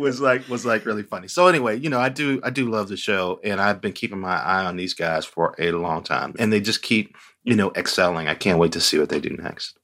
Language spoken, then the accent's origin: English; Gary, Indiana, United States; I grew up in Gary, Indiana, which is just forty miles east of Chicago